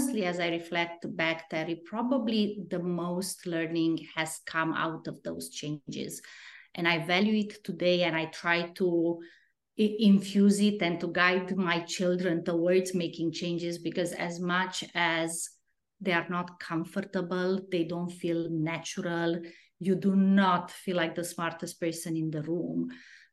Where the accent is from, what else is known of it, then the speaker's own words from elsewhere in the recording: Romania; English is a second language; moved away as an adult; now in United States; I'm originally from Romania